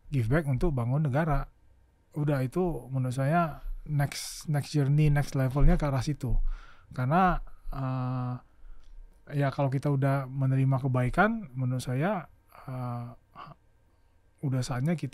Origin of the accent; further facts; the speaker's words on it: Pontianak, West Kalimantan, Indonesia; moved away as an adult; also born or lived in Yogyakarta / Jakarta; saya dari TK SD SMP SMA di Pontianak